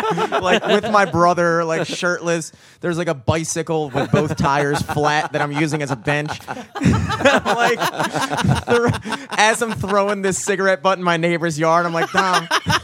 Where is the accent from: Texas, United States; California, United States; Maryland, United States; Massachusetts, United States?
Maryland, United States; Towson; I grew up in Towson